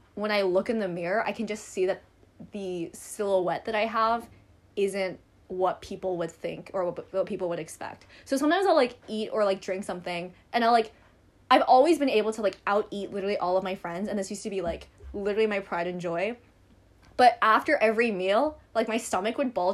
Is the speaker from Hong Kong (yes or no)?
yes; Hong Kong; also born or lived in United States; I was born in the States and now I live in Hong Kong